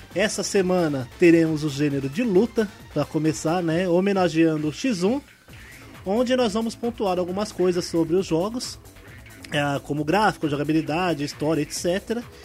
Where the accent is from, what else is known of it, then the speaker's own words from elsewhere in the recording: Ferraz de Vasconcelos, São Paulo, Brazil; sou de Ferraz de Vasconcelos